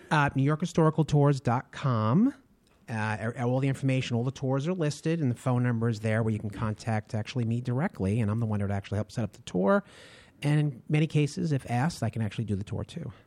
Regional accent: Long Island, New York, United States; I grew up in Long Island originally, um, through grammar school, junior high and high school

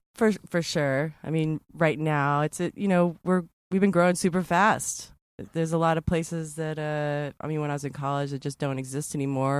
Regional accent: Texas, United States; I'm from Texas

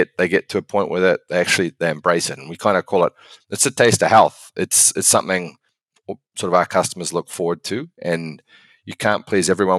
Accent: New Zealand; moved away as an adult; now in United States; I'm from New Zealand originally. I moved to the States sort of 2008, 2009

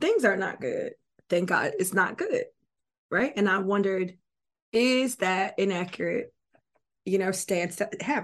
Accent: Florida, United States; moved away; I'm from Florida originally

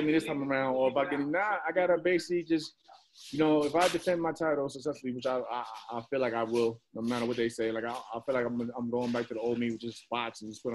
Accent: New York, United States; I'm from New York

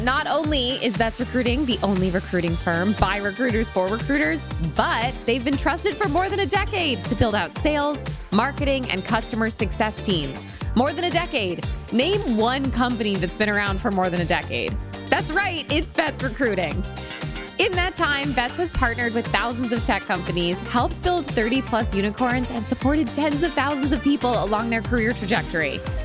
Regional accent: Connecticut, United States; I grew up in Connecticut where we have lovely little lakes

